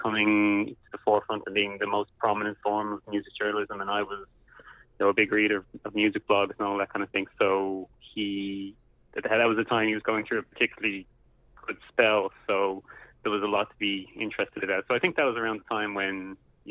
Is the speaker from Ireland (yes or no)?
yes; Dublin, Leinster, Ireland; I grew up in Dublin